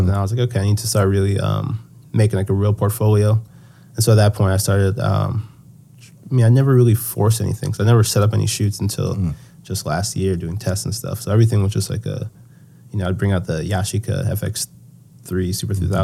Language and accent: English; Nigeria; we're Nigerian, so there's a lot of different things. Like when people pass away, usually they prefer to be buried at home. Um, so I knew that I was going to go to Nigeria